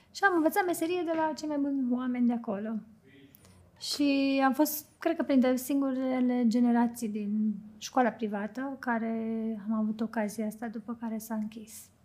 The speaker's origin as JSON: {"language": "Romanian", "region": "Bucharest", "country": "Romania", "tie": "born or raised there", "also_born_or_lived": "London", "moved": "as an adult", "lives_now": "Cluj-Napoca, Romania", "said": "eu am copilărit în București uh, și am făcut și adolescența acolo"}